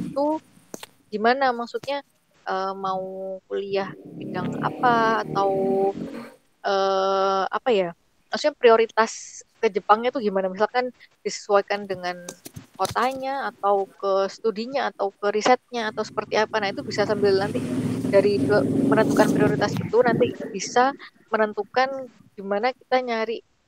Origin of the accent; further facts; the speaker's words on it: Surabaya, East Java, Indonesia; moved away as an adult; also born or lived in Japan; saya kan dari Surabaya kota